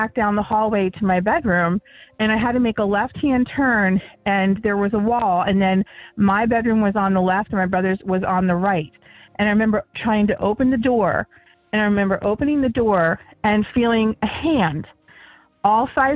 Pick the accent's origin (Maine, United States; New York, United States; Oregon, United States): New York, United States; Chemung; now in Harrisburg, United States; I was born in New York City, but they raised me right along the New York and Pennsylvania border. I lived in a tiny little town called Chemung, New York.